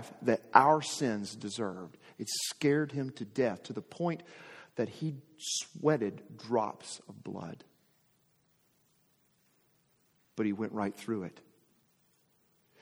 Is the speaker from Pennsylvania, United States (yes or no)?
no; Arkansas, United States; I'm from Arkansas, was born and raised in Arkansas.